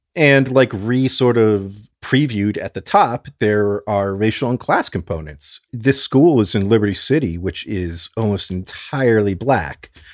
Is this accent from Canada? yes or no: no; South Florida, United States; I'm from South Florida, as is my dad